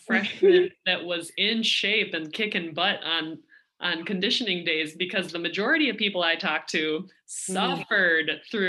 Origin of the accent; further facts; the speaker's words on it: Minnesota, United States; because I'm from Minnesota